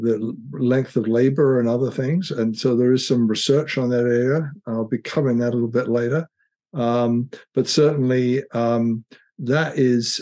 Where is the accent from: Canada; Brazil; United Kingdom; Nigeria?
United Kingdom; now in United States; I'm British by background and came over to America